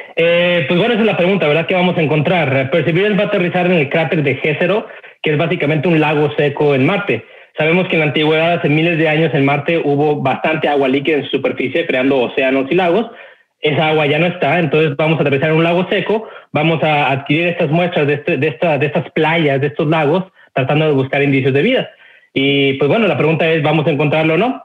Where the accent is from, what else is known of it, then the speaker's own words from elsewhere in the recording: Mexico; moved away as an adult; now in United States; yo soy nacido y crecido en México, eh, estuve en México 20 años, eh, emigré a los Estados Unidos